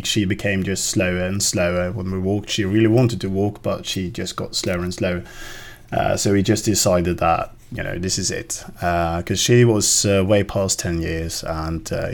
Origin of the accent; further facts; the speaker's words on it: Norway; as a Norwegian